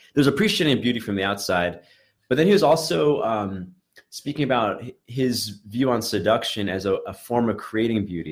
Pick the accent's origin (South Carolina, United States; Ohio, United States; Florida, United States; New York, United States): New York, United States; New York City; I grew up in in Brooklyn